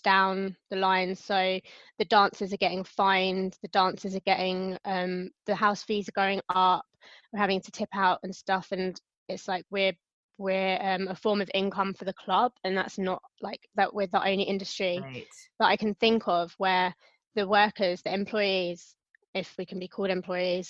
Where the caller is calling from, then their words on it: London, United Kingdom; Calling from London, UK